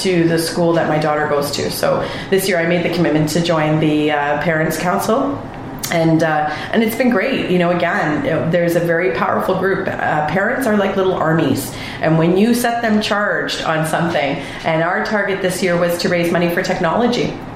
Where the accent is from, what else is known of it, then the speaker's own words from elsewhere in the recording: Mississauga, Ontario, Canada; moved away as an adult; also born or lived in Vancouver, British Columbia; now in Wasaga Beach, Canada; I grew up in Mississauga